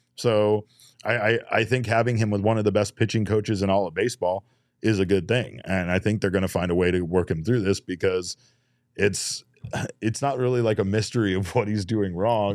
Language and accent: English; Arizona, United States; we live in Arizona